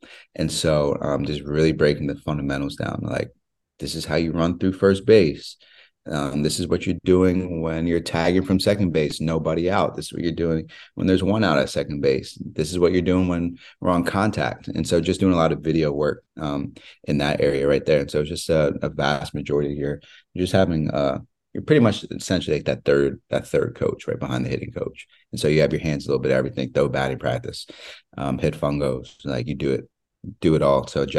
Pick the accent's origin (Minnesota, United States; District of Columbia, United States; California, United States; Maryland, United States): Maryland, United States; Like, I grew up in right outside Baltimore.